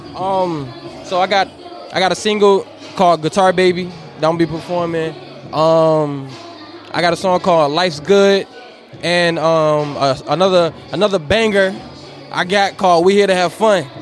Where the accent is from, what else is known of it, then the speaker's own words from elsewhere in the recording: Northern Virginia, United States; I'm from Nova VA, from the 75